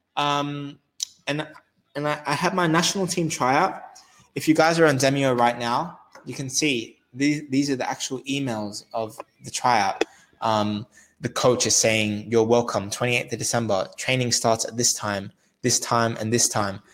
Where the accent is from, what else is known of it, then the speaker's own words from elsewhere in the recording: Australia; I'm Australian as well. I'm Australian from Australia.